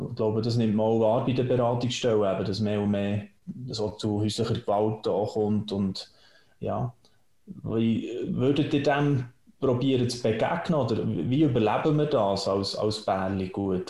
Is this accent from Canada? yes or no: no; Switzerland; bei uns in der Schweiz